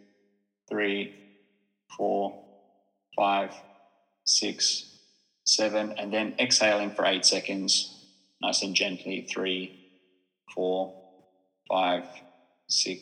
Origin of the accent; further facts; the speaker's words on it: Australia; now in Finland; as an Australian who moved to Finland